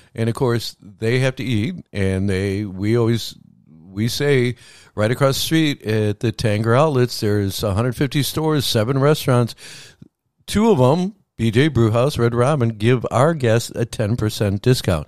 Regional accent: Midwest, United States; now in Palm Beach County, United States; I grew up in the Midwest

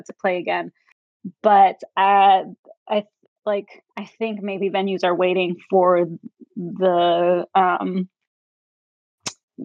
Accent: New York City, New York, United States; moved away as an adult; also born or lived in Florida; now in California, United States; I'm originally from New York City, born and raised

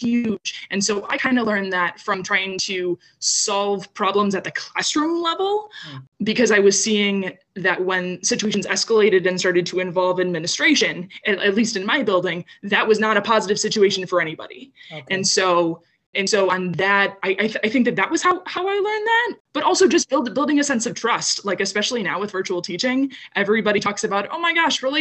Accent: Downers Grove, Illinois, United States; I grew up in Downers Grove, which is another suburb of Western Chicago

